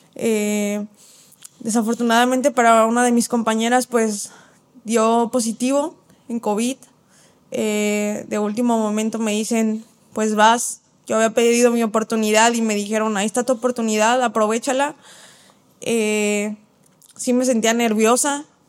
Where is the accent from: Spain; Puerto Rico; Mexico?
Mexico; Mexico City; now in Guadalajara, Mexico; soy de la Ciudad de México